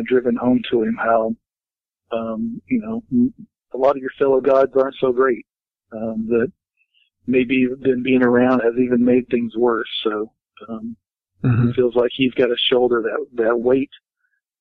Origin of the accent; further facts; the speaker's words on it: the South, United States; I was raised in the South.